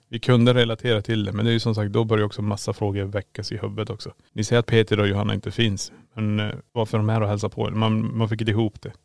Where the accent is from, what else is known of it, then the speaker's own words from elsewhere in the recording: Kiruna, Norrbotten County, Sweden; now in Borås, Sweden; Vi är född och uppvuxen i Kiruna men vi bor i Borås.